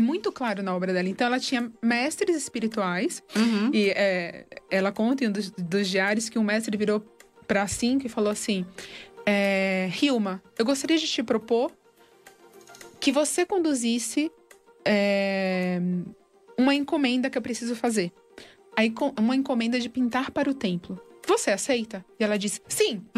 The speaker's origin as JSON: {"language": "Portuguese", "country": "Brazil", "also_born_or_lived": "Argentina", "said": "eu sou brasileira"}